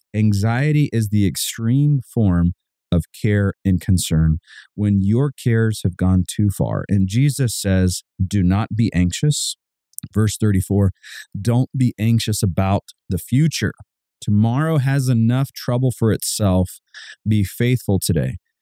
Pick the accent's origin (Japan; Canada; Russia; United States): United States; Savannah, Georgia; Growing up in Savannah, Georgia, we lived just across the street from a cul de sac